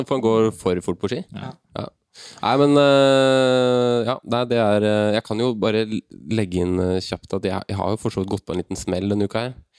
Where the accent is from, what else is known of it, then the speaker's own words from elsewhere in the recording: Bærum, Akershus, Norway; Jeg er fra Bærum, vet du.